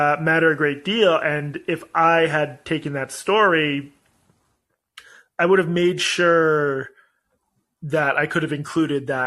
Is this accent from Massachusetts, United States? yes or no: yes; Boston, Massachusetts, United States; my hometown in Boston